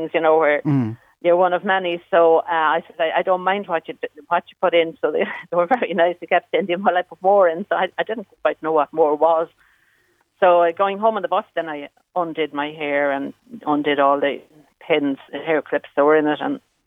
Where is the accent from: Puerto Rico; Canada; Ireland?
Ireland; Achill, Connacht; Born on the island, raised on the shore, as they say. I'm from Achill